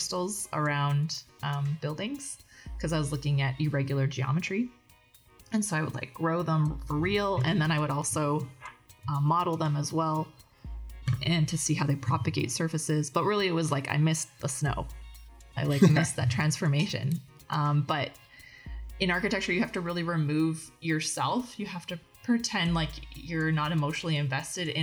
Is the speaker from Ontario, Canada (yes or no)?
no; Edmonton, Alberta, Canada; also born or lived in Calgary; I'm not from Fort McMurray. I was born in Calgary and raised in Edmonton